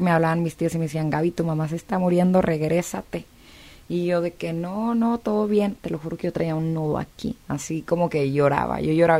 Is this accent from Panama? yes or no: no; China, Nuevo León, Mexico; also born or lived in South Texas; now in Los Angeles, United States; crecí en, China, Nuevo León, luego nos mudamos al sur de Texas